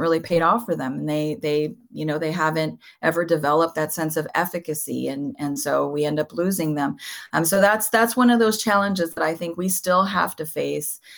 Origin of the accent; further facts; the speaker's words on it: Southern California, United States; first language Spanish; English is a second language; I was born and raised in Southern California